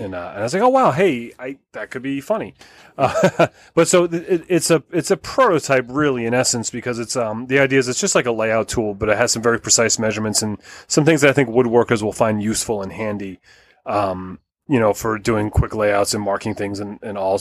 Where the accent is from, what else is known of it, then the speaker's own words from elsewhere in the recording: Connecticut, United States; my hometown of Connecticut